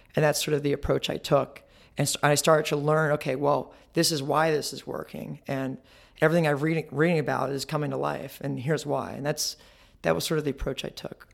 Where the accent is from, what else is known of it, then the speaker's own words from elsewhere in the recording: Marietta, Georgia, United States; also born or lived in Ohio; I was born in Ohio, raised in Georgia, Marietta, Georgia